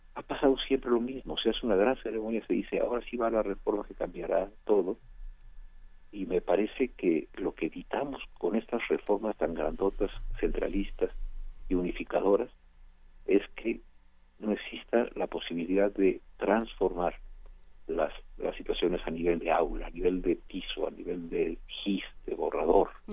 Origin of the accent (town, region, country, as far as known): Mexico